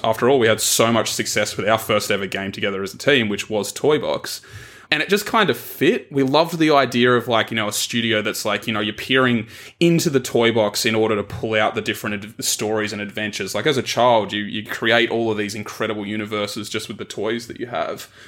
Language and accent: English; Tasmania, Australia; moved away as an adult; also born or lived in Melbourne; I grew up in Tasmania, which is a little triangle at the bottom of Australia